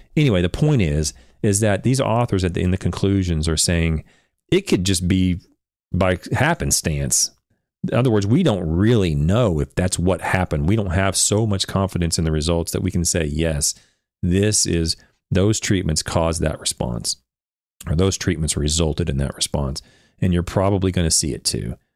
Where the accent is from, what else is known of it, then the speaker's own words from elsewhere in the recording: Oklahoma, United States; I'm from Oklahoma, and, and I'm from a little town in Oklahoma that no one's even heard